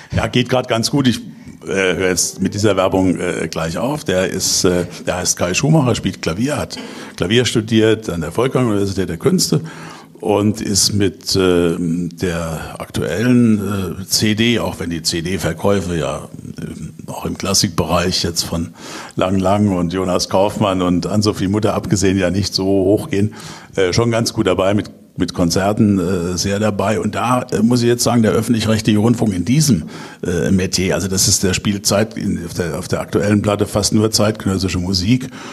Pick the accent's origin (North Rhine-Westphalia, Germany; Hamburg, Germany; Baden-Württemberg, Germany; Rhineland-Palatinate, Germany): Rhineland-Palatinate, Germany; Kaiserslautern; Ich bin nämlich gebürtiger Kaiserslauterer